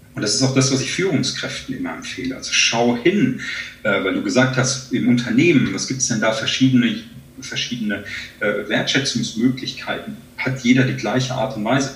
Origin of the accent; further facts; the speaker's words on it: Germany; hier bei uns in Deutschland